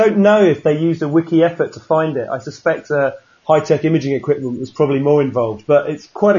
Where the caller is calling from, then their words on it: Sydney, New South Wales, Australia; I'm talking from Sydney.